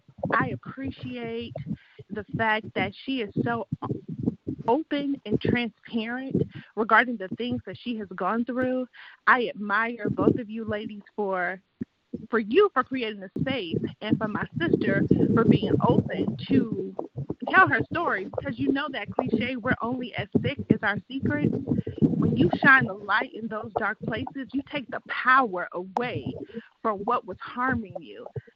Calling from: Grapevine, Texas, United States; I'm calling from Grapevine, Texas.

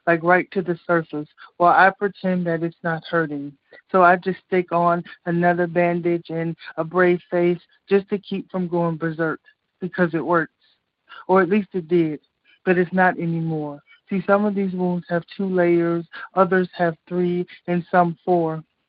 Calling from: Chicago, Illinois, United States; Hey, it's … from Chicago.

